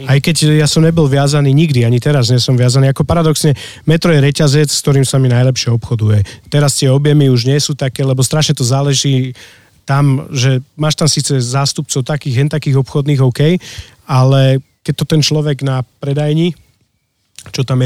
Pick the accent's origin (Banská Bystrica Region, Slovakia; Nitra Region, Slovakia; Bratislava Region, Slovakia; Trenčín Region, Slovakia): Bratislava Region, Slovakia; Bratislava; now in Lozorno, Slovakia; ja som z Bratislavy